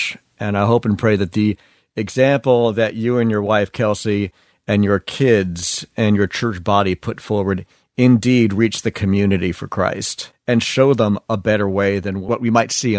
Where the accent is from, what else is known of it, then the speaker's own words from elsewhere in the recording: United States; you're an African-American and I'm American-born Chinese